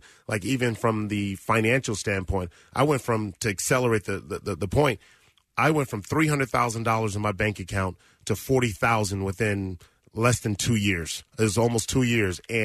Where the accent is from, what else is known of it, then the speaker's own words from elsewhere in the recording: Los Angeles, California, United States; I grew up in South Central Los Angeles and in the Crenshaw District